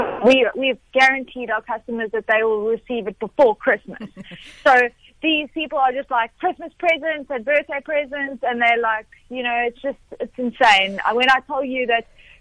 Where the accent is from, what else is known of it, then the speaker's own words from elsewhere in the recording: South Africa; as a South African